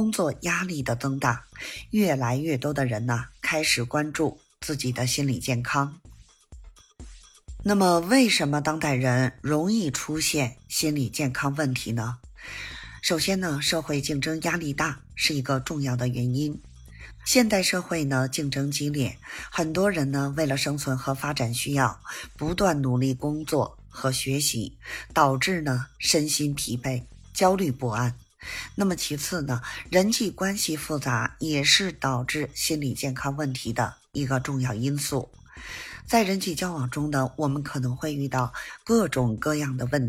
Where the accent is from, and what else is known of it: Beijing, China